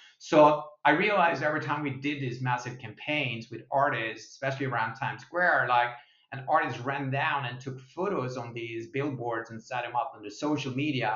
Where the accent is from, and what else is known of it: Sweden; now in United States